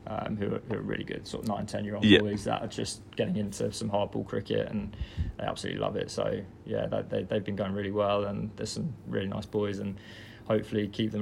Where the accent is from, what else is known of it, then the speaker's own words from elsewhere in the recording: Guildford, South East England, United Kingdom; So my background back home, I moved from Guildford a couple of years ago to take on a director of cricket role at my new club, Horsley and Send.